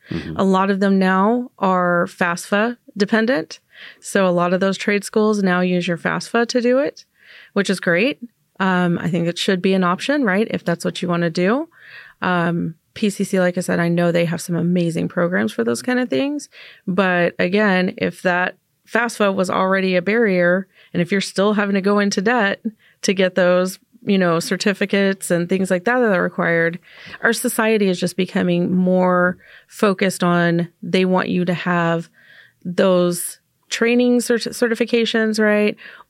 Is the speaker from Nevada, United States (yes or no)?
yes; Las Vegas, Nevada, United States; now in Portland, United States; I didn't grow up in Portland. Mm-hmm. You know, I grew up in Nevada.